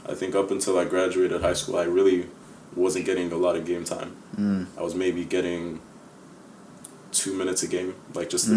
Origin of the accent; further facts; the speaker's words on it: Nigeria; also born or lived in Chicago, Illinois, United States; my family actually moved back to Nigeria when I was 7 years old.